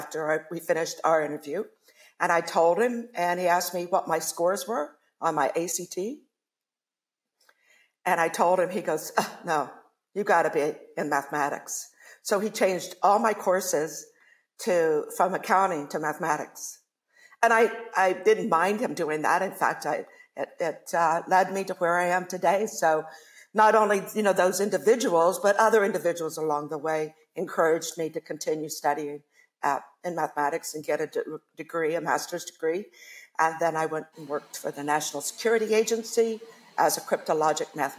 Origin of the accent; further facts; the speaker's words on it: Ohio, United States; I grew up in Ohio